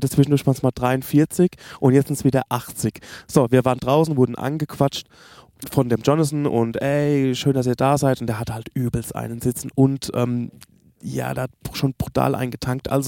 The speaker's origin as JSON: {"language": "German", "country": "Germany", "said": "Und ja, ah, wir kommen aus Deutschland, das übliche Tete-a-Tete, was wir machen, Roadtrip"}